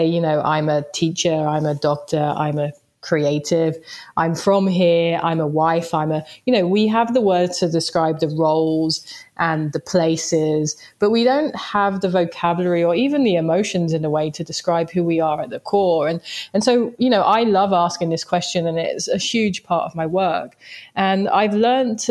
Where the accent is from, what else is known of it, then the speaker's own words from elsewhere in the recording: London, United Kingdom; I grew up in Southeast London